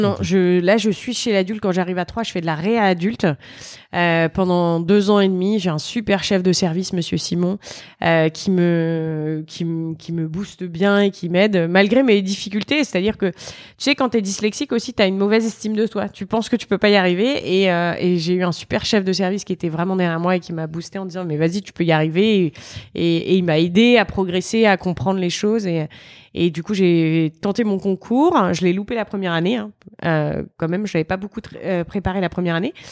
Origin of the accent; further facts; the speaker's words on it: Reims, Grand Est, France; je viens de Reims, en Champagne-Ardenne